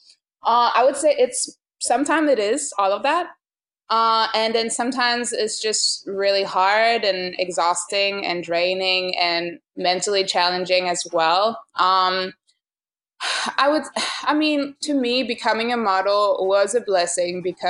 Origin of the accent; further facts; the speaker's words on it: France; moved away as an adult; now in New York, United States; Growing up in France and just like being a woman in France